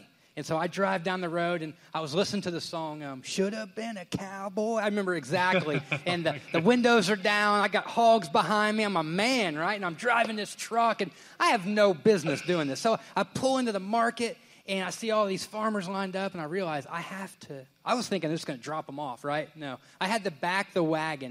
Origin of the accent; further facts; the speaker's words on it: Indiana, United States; moved away as an adult; now in Southern United States; I'm from Indiana